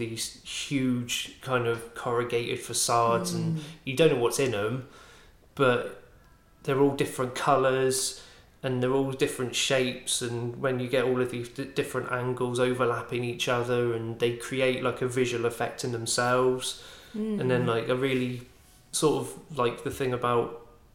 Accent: Bournemouth, South West England, United Kingdom; accent: West Country; moved away as an adult; now in Swansea, United Kingdom; I'm originally from Bournemouth. Despite my accent being quite West Country, I am actually from Bournemouth.

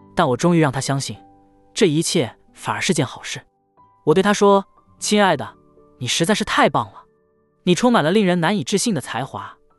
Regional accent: United States; 我们作为美国人

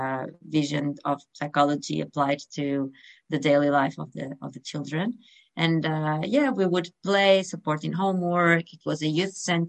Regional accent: North Portugal, Portugal; I was raised in Portugal, North Portugal, by the coast, and I come from a very small town

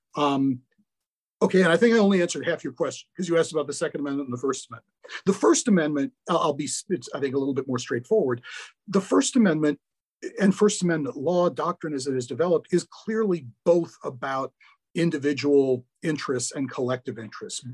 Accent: Milwaukee, Wisconsin, United States; now in St. Louis, United States; I grew up in Milwaukee.

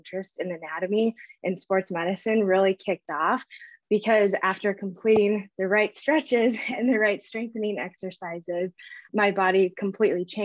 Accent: Northern Minnesota, United States; now in West Fargo, United States; I am from Northern Minnesota originally, grew up in a super small town.

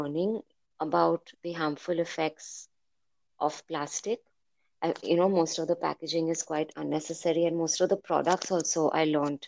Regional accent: Mumbai, Maharashtra, India; moved away as an adult; now in Athens, Greece; I have grown up in India, in Bombay

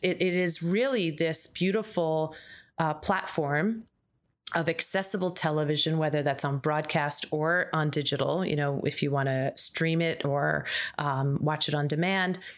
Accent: United States; as an American

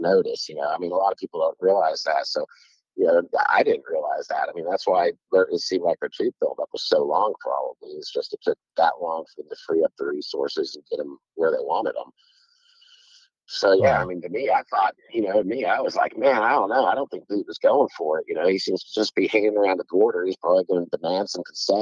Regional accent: United States; that's me looking at it as American

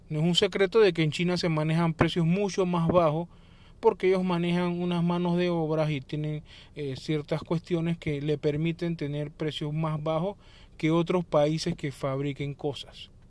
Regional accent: Panama; como por ejemplo aquí en mi país que tenemos la zona libre de Colón

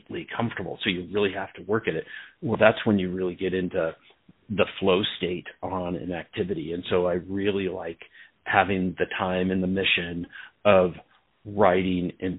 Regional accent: Portland, Oregon, United States; I grew up in Portland

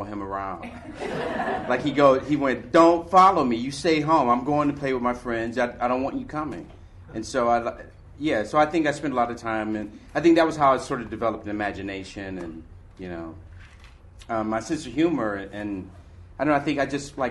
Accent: Detroit, Michigan, United States; moved away as an adult; also born or lived in Chicago; I came from Detroit

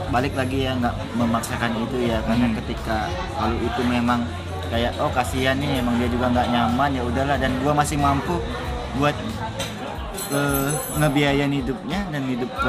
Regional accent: Manado, North Sulawesi, Indonesia; ya gue nih orang Manado ya misalnya yuk kita ke Manado atau Manado tahun depan

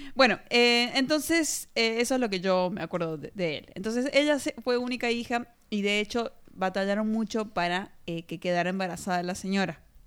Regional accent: Argentina; de Argentina.

